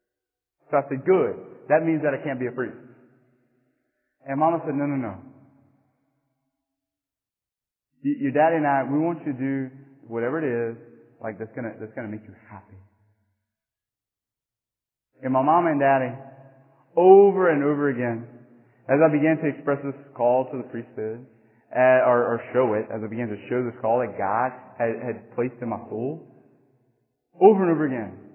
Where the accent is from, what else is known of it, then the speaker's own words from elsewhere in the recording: Church Point, Louisiana, United States; now in Morgan City, United States; where I grew up in Church Point